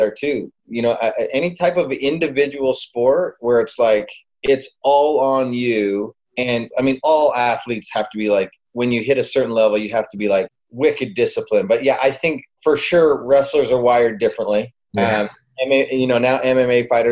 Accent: Calgary, Alberta, Canada; I grew up in Calgary, Alberta, Canada, and so up north.

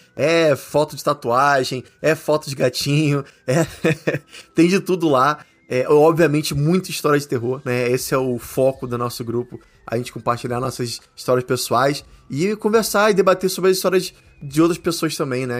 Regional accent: Brazil; moved away; minha terrinha, que é o Brasil

